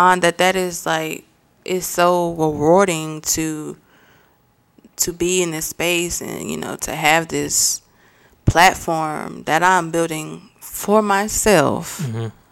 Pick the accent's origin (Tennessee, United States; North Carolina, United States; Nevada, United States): North Carolina, United States; Mount Airy; also born or lived in Winston-Salem, North Carolina; I am from Mount Airy, North Carolina